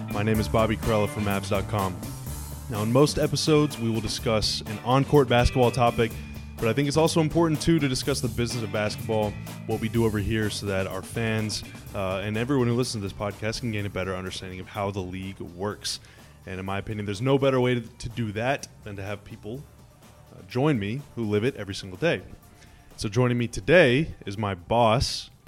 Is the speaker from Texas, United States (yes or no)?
yes; Dallas, Texas, United States; as a fan growing up in Dallas or the DFW area, I guess I should say